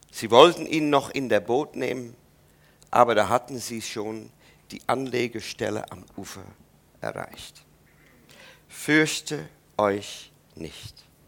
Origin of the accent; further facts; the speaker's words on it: Netherlands; German is a second language; moved away; ich als Holländer